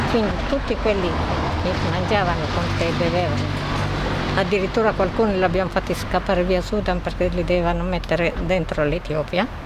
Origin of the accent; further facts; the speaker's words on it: Asmara, Eritrea; moved away as an adult; now in Italy